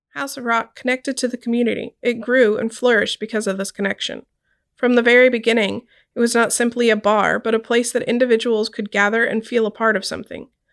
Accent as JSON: {"language": "English", "town": "Corpus Christi", "region": "Texas", "country": "United States", "tie": "born or raised there", "said": "Growing up in Corpus Christi, a small city in South Texas on the Gulf of Mexico"}